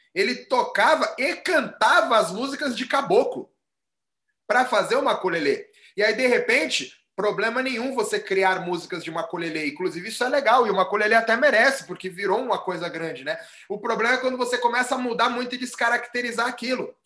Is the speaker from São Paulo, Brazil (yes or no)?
yes; São Paulo, Brazil; aqui em São Paulo